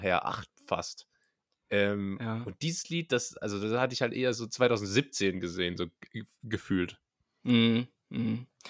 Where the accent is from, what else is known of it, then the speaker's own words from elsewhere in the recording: Berlin, Germany; Als echte Berliner